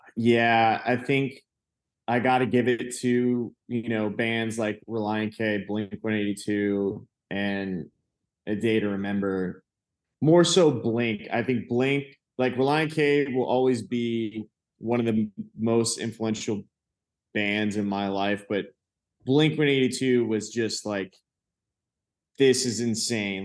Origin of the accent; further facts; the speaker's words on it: Venice, Florida, United States; I'm from South Florida. And if that mean, in, uh, when I mean that, but West Coast of Florida, like Venice, like, very small beach town